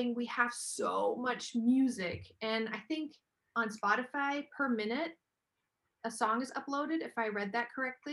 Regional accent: Germany; I am half German, half American, born and raised in Germany.

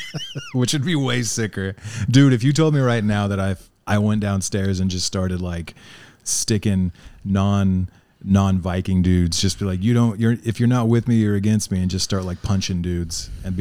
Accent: Oklahoma, United States; I grew up in Oklahoma where the religion, it's like I forgot all my words. They called it a charismatic interpretation of the Bible.

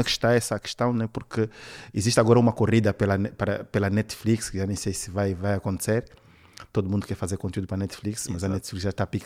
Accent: Benguela, Angola; Sempre trabalhei em Angola, vim de Benguela, que é uma província assim, pior do que Luanda.

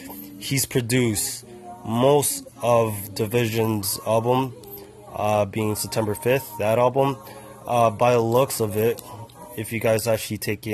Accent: Toronto, Ontario, Canada; Since we're from Toronto

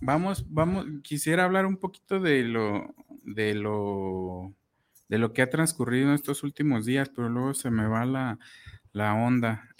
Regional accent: Huixquilucan, State of Mexico, Mexico; yo de Whisky Lucan

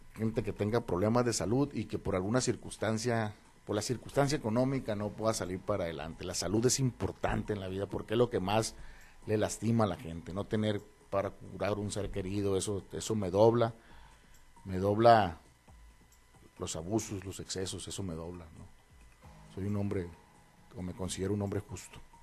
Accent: Los Mochis, Sinaloa, Mexico; also born or lived in Mazatlán, Sinaloa; yo nací en Mazatlán, pero desde muy chico me trajeron acá los mochis

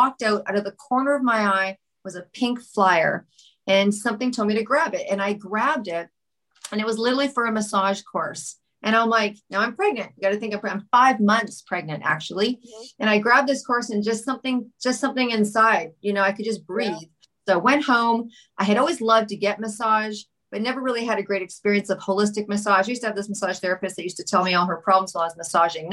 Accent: Vancouver, British Columbia, Canada; also born or lived in Montreal; I am from Vancouver.

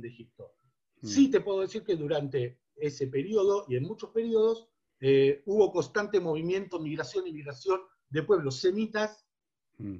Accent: Buenos Aires, Argentina; crecí y me crié en Avellaneda y Nazca

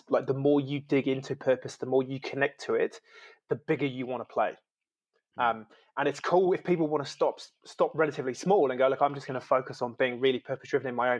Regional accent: United Kingdom; now in New Zealand; I'm originally from the UK, so I'm an immigrant into New Zealand

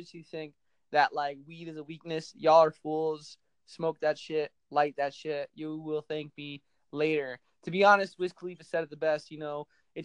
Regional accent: New Jersey, United States; I'm from New Jersey

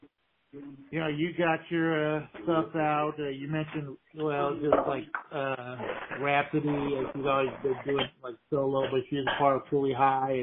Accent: Houston, Texas, United States; also born or lived in North Carolina; I'm from Houston

